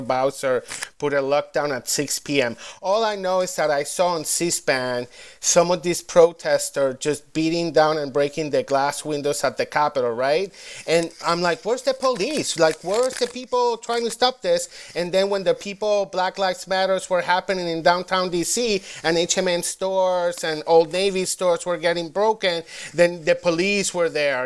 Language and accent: English; Puerto Rico; now in Washington, D.C., United States; Boricua, living in D.C.